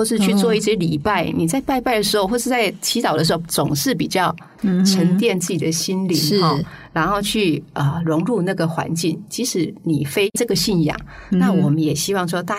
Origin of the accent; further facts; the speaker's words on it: Miaoli County, Taiwan; 我我自己来自苗栗，